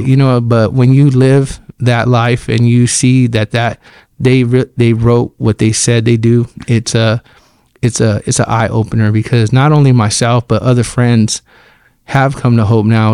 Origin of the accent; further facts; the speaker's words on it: Fresno, California, United States; I grew up here in Fresno on, on Divis Zero and, and, um, and M Street.